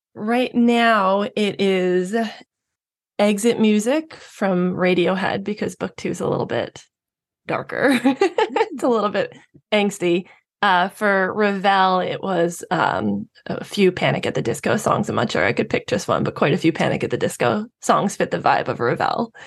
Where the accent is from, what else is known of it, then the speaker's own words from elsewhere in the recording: New York, United States; I'm a New Yorker myself. I have always lived in New York